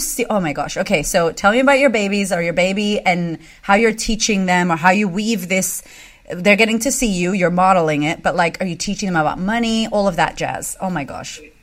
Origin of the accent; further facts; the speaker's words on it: United States; moved away as an adult; now in Australia; I'm American